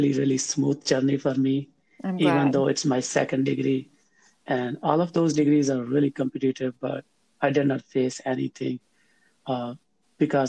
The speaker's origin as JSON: {"language": "English", "town": "Faisalabad", "region": "Punjab", "country": "Pakistan", "also_born_or_lived": "Tandlianwala, Pakistan", "said": "I am from Pakistan. Within Pakistan, I am from Faisalabad"}